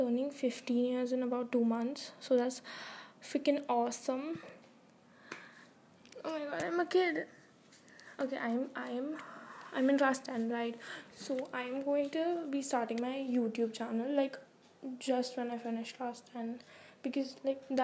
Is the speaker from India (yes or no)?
yes; India; I'm from India